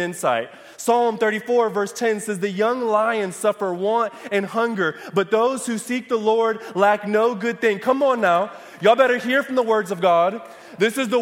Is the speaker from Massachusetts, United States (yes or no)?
no; Michigan, United States; moved away; I'm from Michigan